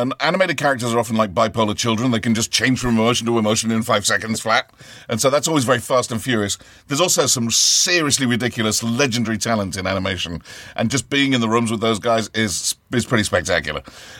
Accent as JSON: {"language": "English", "region": "Ohio", "country": "United States", "said": "I'm actually from Ohio, and and so I just try to sound smarter, man."}